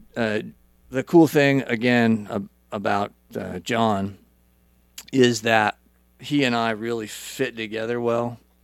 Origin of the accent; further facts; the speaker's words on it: Idaho, United States; moved away as an adult; also born or lived in California; so, I grew up in Idaho.